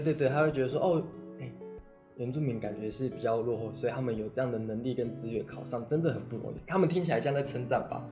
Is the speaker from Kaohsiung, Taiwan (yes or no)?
no; Taipei, Taiwan; 我从小，我出生在台北，从小到大都在，反正就是在台北长大啦，从出生到现在念研究所都没有离开过台北